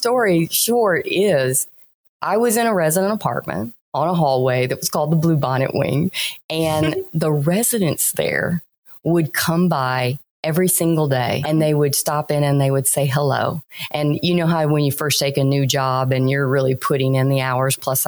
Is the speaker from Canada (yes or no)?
no; Louisiana, United States; moved away; also born or lived in Florida / Texas; I was born in Florida, raised in Louisiana. I've lived the longest in Texas